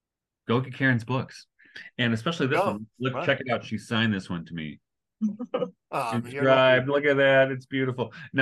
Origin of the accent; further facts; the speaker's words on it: Detroit, Michigan, United States; where I grew up in Detroit, in the 70s and 80s